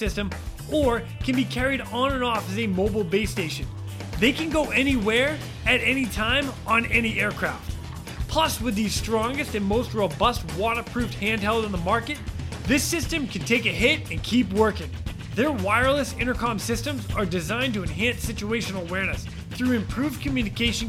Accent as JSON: {"language": "English", "town": "Ashburnham", "region": "Massachusetts", "country": "United States", "tie": "born or raised there", "said": "my hometown in Ashburnham, Massachusetts"}